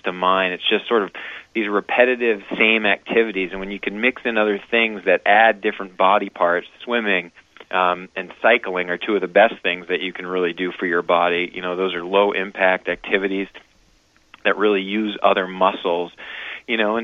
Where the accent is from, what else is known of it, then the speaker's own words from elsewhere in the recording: Wilton, Maine, United States; moved away as an adult; also born or lived in Vail, Colorado; I'm relatively new to the community, although I grew up in Wilton, Maine.